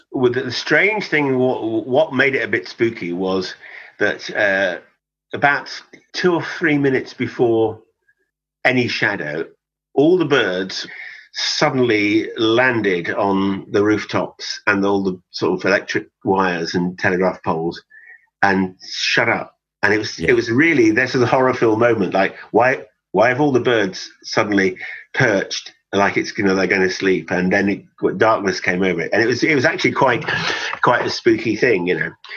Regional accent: West Cornwall, South West England, United Kingdom; moved away; I was born and brought up in West Cornwall

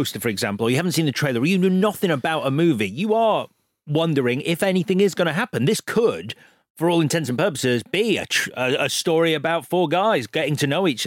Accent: United Kingdom; even as like a Brit

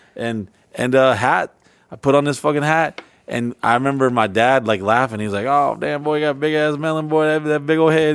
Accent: Orlando, Florida, United States; also born or lived in Texas; one of the first places I moved and lived to, uh, lived at, uh, when I came to, uh, Florida from Texas as a kid

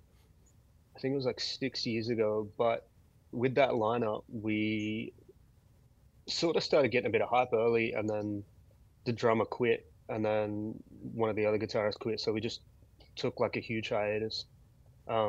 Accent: Wollongong, New South Wales, Australia; we're from Wollongong, which is, you know, an hour south of Sydney.

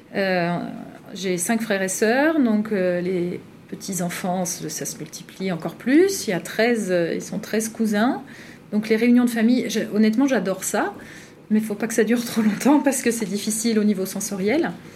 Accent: northern France, France; je viens du Grand Nord

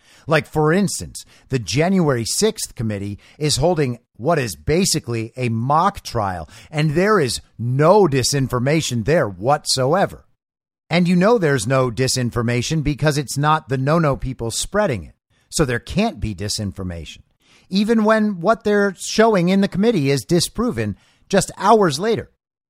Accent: Israel; Growing up in Israel, in the shadow of the world's longest running conflict, I often considered whether it is better to forgo prosecution in favor of other forms of accountability and healing.

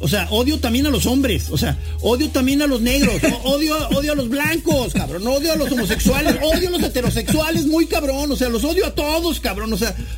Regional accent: Mexico

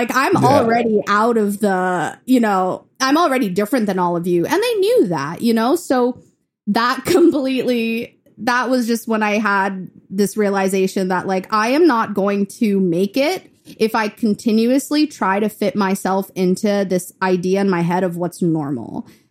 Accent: Chennai, Tamil Nadu, India; now in Memphis, United States; So that's when we moved from India to Memphis, and I was in Chennai, India, which is in the south.

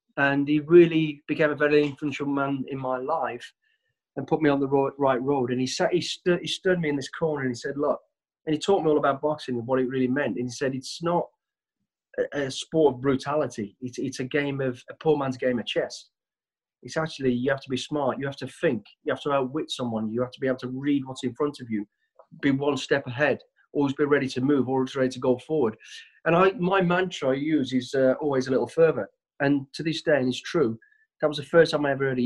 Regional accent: Walsall, West Midlands, United Kingdom; I was born in Walsall, the West Midlands. We're a family of five kids

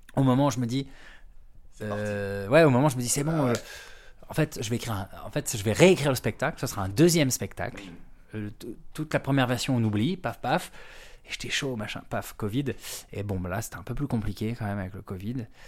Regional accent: Brittany, France; now in Paris, France; je suis breton

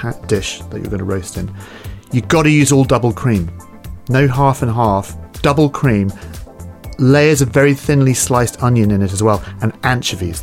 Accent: West Coast of Scotland, United Kingdom; moved away as an adult; also born or lived in London; I love Scotland. I grew up there in the West Coast

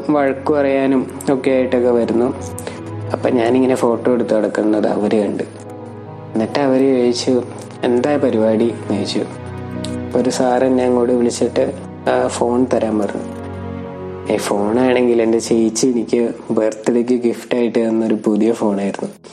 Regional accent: Ernakulam, Kerala, India

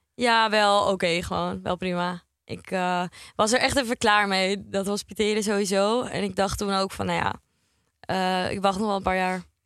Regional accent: Heemskerk, North Holland, Netherlands; moved away as an adult; now in Amsterdam, Netherlands; ik kom uit Heemskerk. Nou ja, dat is een vrij kleiner dorp

